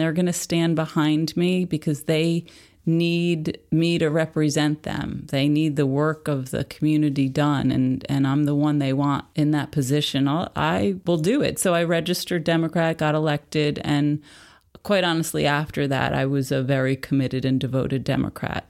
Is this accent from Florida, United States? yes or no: no; Philipstown, New York, United States; born or raised there